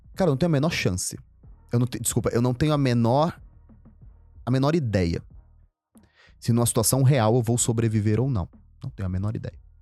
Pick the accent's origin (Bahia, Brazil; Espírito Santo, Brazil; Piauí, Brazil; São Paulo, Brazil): São Paulo, Brazil; also born or lived in Maceió, Alagoas; quando chegar em São Paulo era o frio. Eu vim do Nordeste, quente, úmido, e era frio